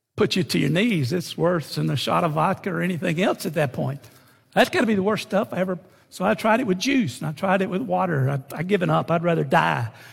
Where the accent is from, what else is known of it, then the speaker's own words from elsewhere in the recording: San Antonio, Texas, United States; also born or lived in Beaumont, Texas (hometown, Lamar University); I'm from San Antonio